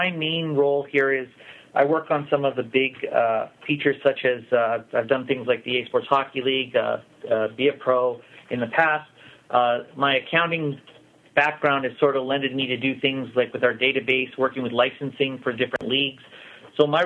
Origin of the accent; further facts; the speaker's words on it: Vancouver, British Columbia, Canada; born and raised in Vancouver.